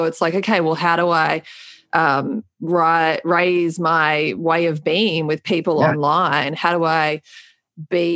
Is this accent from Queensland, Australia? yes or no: no; Melbourne, Victoria, Australia; moved away; my hometown in Melbourne, Australia